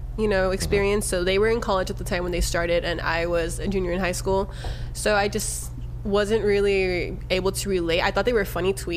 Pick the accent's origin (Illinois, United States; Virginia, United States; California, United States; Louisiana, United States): California, United States; Southern; They knew I was from Southern California.